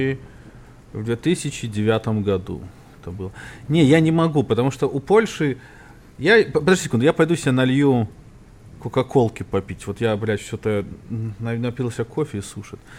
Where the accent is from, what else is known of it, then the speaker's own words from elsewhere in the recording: Minsk, Belarus; now in United States; я был юный минчанин